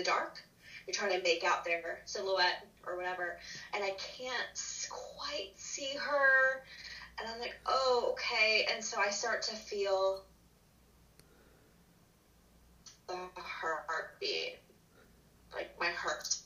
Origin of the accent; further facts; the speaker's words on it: Florida, United States; also born or lived in Mississippi; I grew up in Florida, so we have beaches everywhere